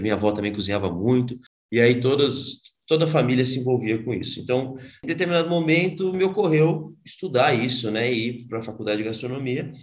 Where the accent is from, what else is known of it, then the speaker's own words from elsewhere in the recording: São Paulo, Brazil; eu voltei para São Paulo